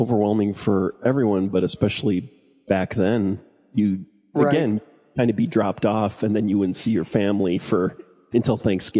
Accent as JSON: {"language": "English", "region": "Illinois", "country": "United States", "said": "Yeah, I was in the suburbs. Southwest suburbs of Chicago."}